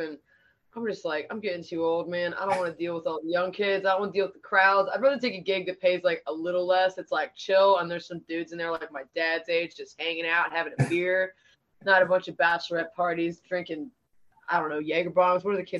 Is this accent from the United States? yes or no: yes; Pittsburgh, Pennsylvania, United States